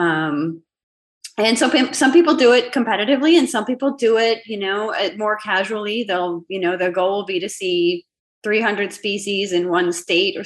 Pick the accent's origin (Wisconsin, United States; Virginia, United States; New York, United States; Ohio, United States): Wisconsin, United States; moved away as an adult; now in Mission, Texas, United States; I grew up in Wisconsin.